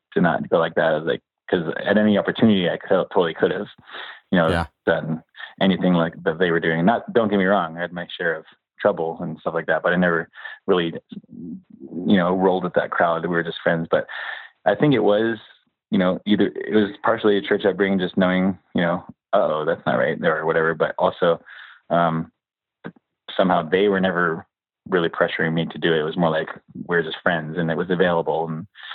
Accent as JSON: {"language": "English", "town": "Escondido", "region": "California", "country": "United States", "tie": "born or raised there", "also_born_or_lived": "San Diego, California", "said": "We moved up to Escondido in North County"}